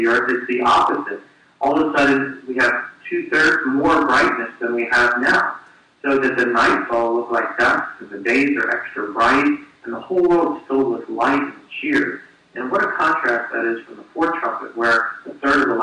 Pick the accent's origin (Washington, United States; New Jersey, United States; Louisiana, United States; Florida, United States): New Jersey, United States; I was born in New Jersey